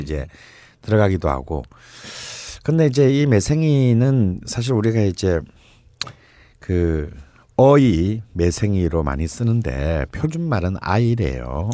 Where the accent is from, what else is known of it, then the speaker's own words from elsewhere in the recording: Gyeongsang, South Korea; 나처럼 경상도 출신들은 사실 멜생이라는 거는 네, 잘 몰랐죠. 우리는 알지도 네. 못하고 자랐어요